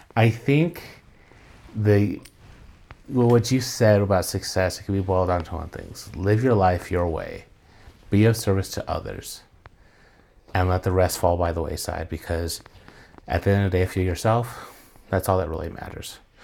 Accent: New Mexico, United States; born and raised here, so to me it's always five oh five

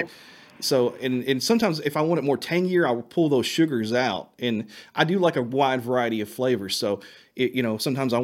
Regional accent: Eminence, Kentucky, United States; also born or lived in Shelbyville, Kentucky; my hometown, which is in Eminence, Kentucky

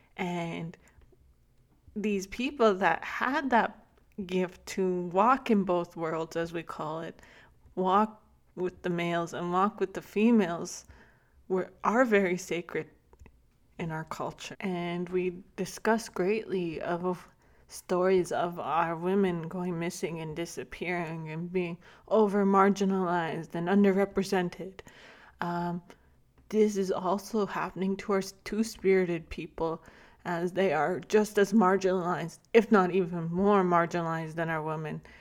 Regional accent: Lac La Biche, Alberta, Canada; I spent most of my youth growing up in Lac La Bishop, Alberta, as my family still resides there

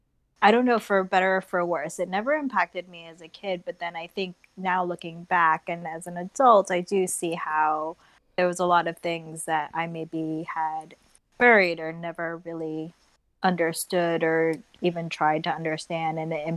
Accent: Mountain View, California, United States; moved away as an adult; also born or lived in Tokyo, Japan / South Korea / Boston, Massachusetts; now in Kennett Square, United States; my father's mm-hmm. Japanese and my mom's Korean. So then kind of my younger years, you know, until I was like 3, I lived in Korea, and then we moved to the United States, and I grew up in California all throughout up until I moved to Boston

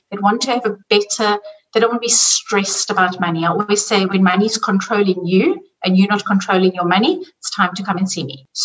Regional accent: South Africa; now in Zurich, Switzerland; I'm originally from South Africa, and you can hear by the accent, and I'm living in Zurich in Switzerland.

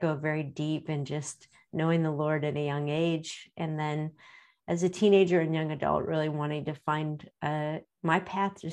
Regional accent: Akron, Ohio, United States; I was born and raised right here in Akron, Ohio

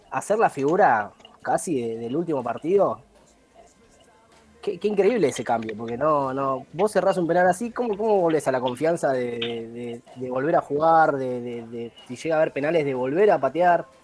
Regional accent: Argentina; argentinos somos así, ¿no? Eh, un día te creemos y somos todos, y yo me, incluyo, somos un día, todo un día somos todos eh, argentinos

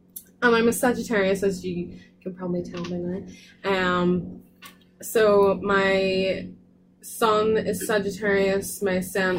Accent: Northern Ireland, United Kingdom; moved away as an adult; now in Cardiff, United Kingdom; I'm from Northern Ireland, as you can't tell.

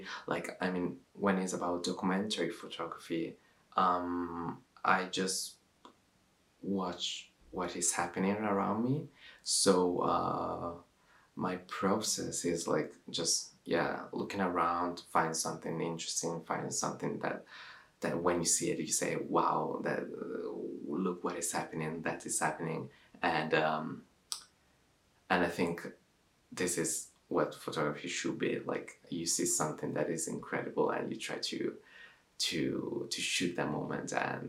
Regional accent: Milan, Lombardy, Italy; English is a second language; now in London, United Kingdom; I'm 24 years old, and I'm from Milan, Italy, and now I'm based in London.

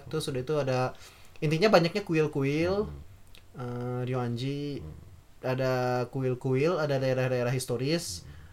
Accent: Java, Indonesia; orang Jawa ya maksudnya kami dari Jawa

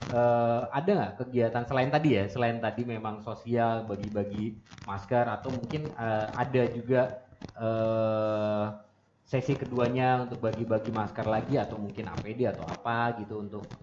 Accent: Ambon, Maluku, Indonesia; Saya dari Ambon.

